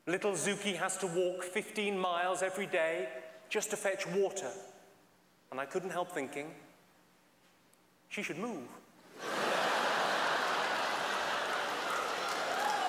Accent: England, United Kingdom; I'm from England.

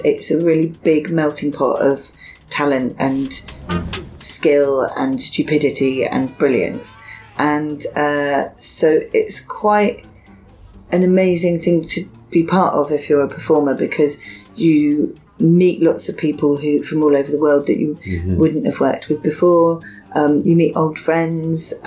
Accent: Bristol, South West England, United Kingdom; My hometown is Bristol

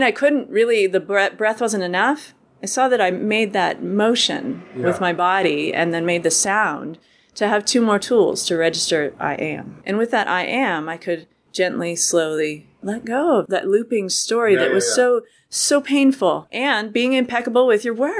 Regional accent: Lakewood, Colorado, United States; also born or lived in Boulder, Colorado; now in Oregon, United States; I was born in Boulder, raised in Lakewood.

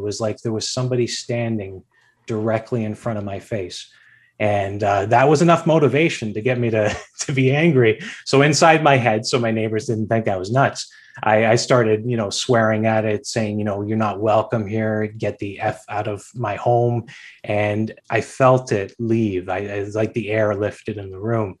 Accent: Hamilton, Ontario, Canada; I'm born and raised here. I was raised in the East End. I currently live in the East End. You know, I'm a real Hamiltonian.

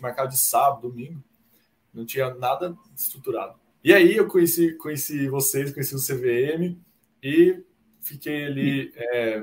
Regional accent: Uberlândia, Minas Gerais, Brazil; moved away as an adult; also born or lived in Marília, São Paulo / Ribeirão Preto, São Paulo; eu sou natural de Uberlândia, Minas Gerais, que é onde eu moro atualmente

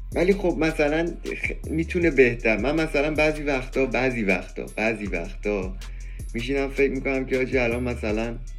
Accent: Iran; به عنوان یه ایرانی

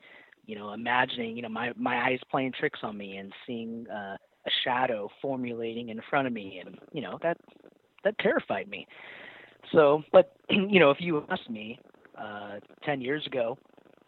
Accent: Orange County, California, United States; I grew up in Orange County, live in Orange County, still

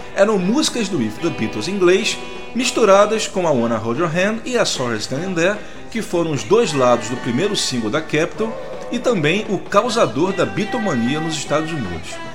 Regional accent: Brazil; eu sendo brasileiro

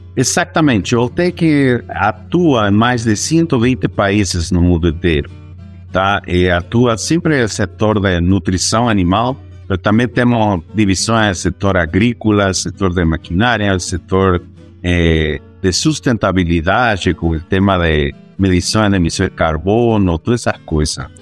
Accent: Bolivia; Portuguese is a second language; moved away as an adult; now in Brazil; eu sou boliviano de nascimento, mas latino-americano já de, de exercício, não? Estou já 22 anos fora da Bolívia

